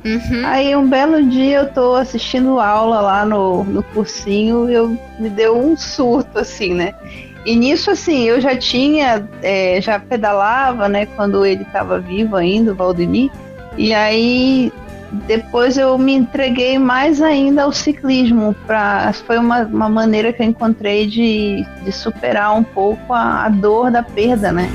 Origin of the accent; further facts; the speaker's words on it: interior of São Paulo, Brazil; also born or lived in Belém, Pará; Eu nasci em Belém, só que minha família foi morar no interior de São Paulo.